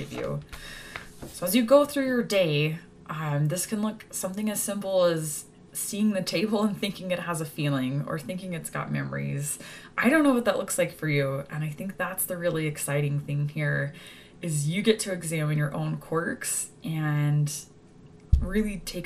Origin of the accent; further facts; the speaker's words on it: Texas, United States; moved away; Growing up in Texas